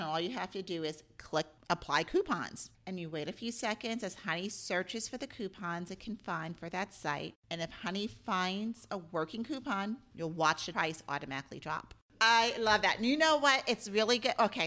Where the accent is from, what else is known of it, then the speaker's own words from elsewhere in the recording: New York, United States; growing up in New York, we had a pool as part of our apartment complex